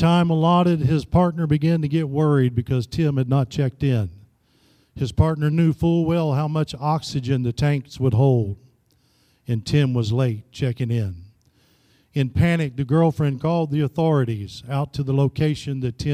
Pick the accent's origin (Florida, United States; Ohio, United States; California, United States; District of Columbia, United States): Florida, United States; also born or lived in Tennessee; now in Kansas City, United States; Back home, I'm originally from Florida.